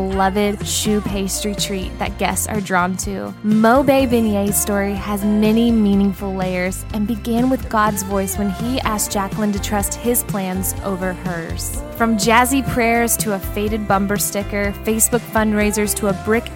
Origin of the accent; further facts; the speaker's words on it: Midwest, United States; moved away; I'm from the Midwest.